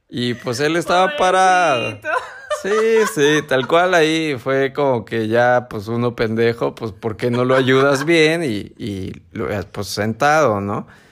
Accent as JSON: {"language": "Spanish", "town": "San Martín", "country": "Mexico", "tie": "born or raised there", "moved": "yes", "said": "allá a mi pueblito"}